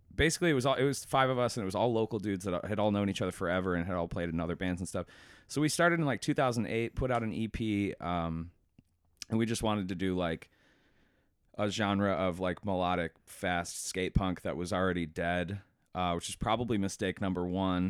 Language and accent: English; Buffalo, New York, United States; I'm from Buffalo